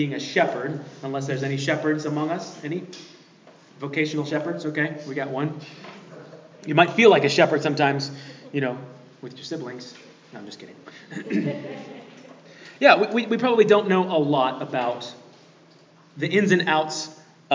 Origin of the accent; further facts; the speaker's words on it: Southern California, United States; I grew up in Southern California. I learned how to drive here